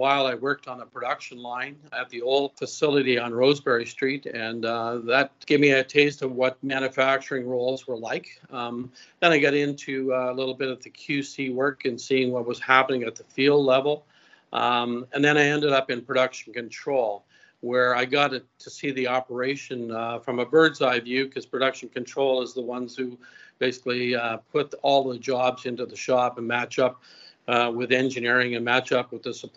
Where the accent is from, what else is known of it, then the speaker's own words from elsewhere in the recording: Antigonish, Nova Scotia, Canada; moved away as an adult; also born or lived in Winnipeg, Manitoba; I'm from a little area called Antigonish, Nova Scotia. So I grew up on a family farm here.